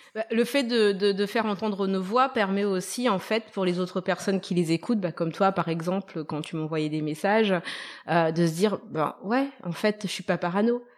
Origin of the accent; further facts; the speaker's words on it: Madagascar; moved away; also born or lived in France; j'étais malgache